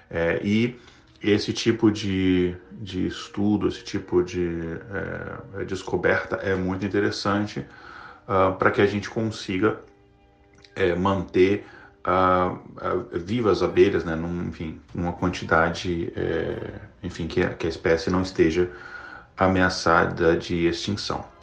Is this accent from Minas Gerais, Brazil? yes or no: yes; Minas Gerais, Brazil; sou é, do norte de Minas.